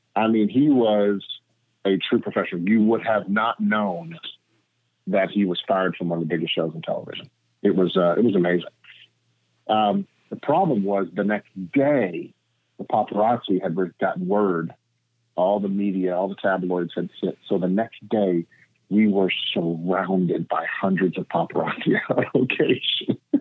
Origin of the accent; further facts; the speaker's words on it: Tennessee, United States; moved away as an adult; also born or lived in Florida; now in Los Angeles, United States; I'm originally from Tennessee, and I came to Los Angeles in 1998